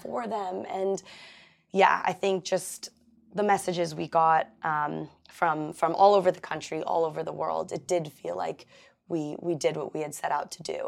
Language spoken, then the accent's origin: English; Los Angeles, California, United States; I grew up in Pacific Palisades